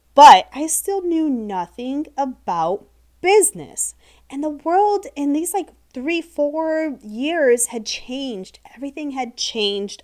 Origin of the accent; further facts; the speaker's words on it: Ohio, United States; moved away as an adult; now in Florida, United States; born and raised in Ohio